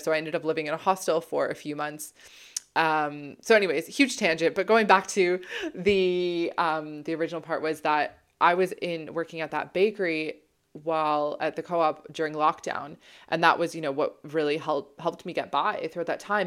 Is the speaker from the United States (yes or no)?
no; Toronto, Ontario, Canada; moved away as an adult; also born or lived in Ottawa / British Columbia / London, England; I'm from Toronto